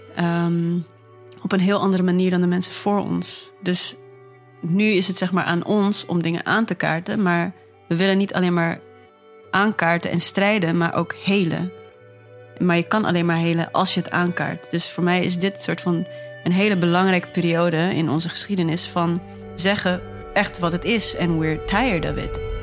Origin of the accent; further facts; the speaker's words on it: Netherlands; also born or lived in Namibia; Waar ik ben geboren. Hier dus opgegroeid sinds mijn vijfde